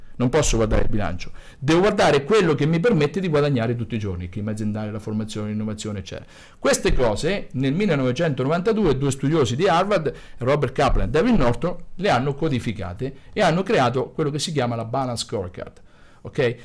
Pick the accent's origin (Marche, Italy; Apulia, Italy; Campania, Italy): Marche, Italy; Grottazzolina; sono figlio di contadini e grottese, sono nato a Grottazzolina, vivo a Grottazzolina, quindi Fermano